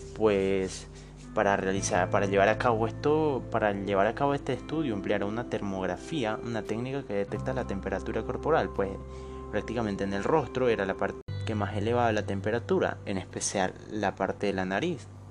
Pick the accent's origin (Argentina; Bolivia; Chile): Bolivia; Yo soy boliviano, tengo 21 años